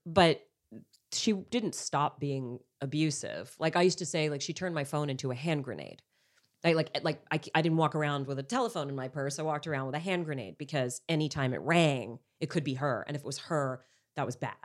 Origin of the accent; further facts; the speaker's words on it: Montreal, Quebec, Canada; now in Los Angeles, United States; I'm from Montreal